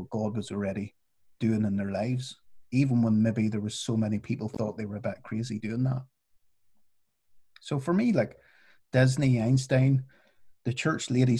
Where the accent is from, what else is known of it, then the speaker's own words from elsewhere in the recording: Northern Ireland, United Kingdom; when I was growing up in Northern Ireland